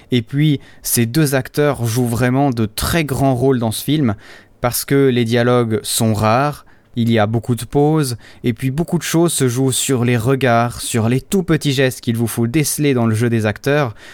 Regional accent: Switzerland; Je ne sais pas chez vous, mais chez nous en Suisse, il commence à faire de plus en plus beau.

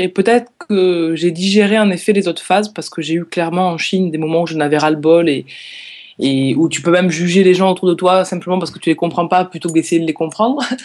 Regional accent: France; moved away; j'ai grandi dans les Pyrénées

